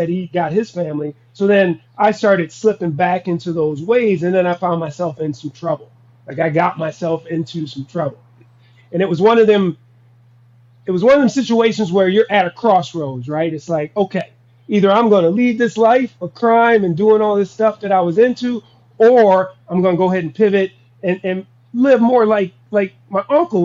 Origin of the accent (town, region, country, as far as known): Minnesota, United States; also born or lived in Wichita, Kansas